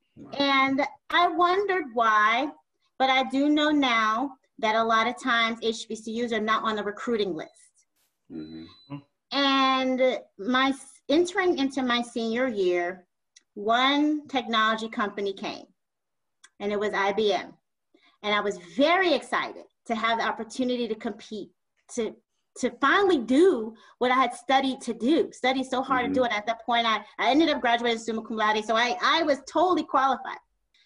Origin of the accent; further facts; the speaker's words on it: New York City, New York, United States; moved away as an adult; also born or lived in U.S. Virgin Islands / Midwest; I'm born and raised in Brooklyn, New York.